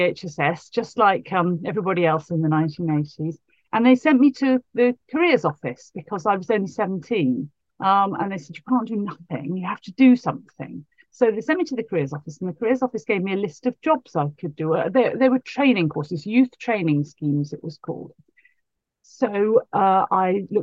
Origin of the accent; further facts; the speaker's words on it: Bath, South West England, United Kingdom; I grew up in Bath.